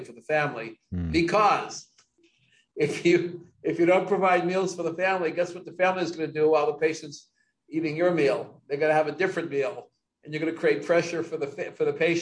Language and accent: English; New York, United States; I grew up in New York